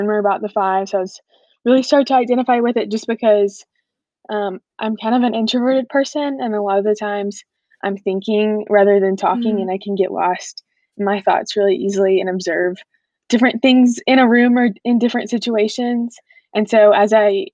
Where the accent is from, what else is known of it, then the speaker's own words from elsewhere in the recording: Watkinsville, Georgia, United States; I'm from Watkinsville, which is a little town about 25 minutes south of Athens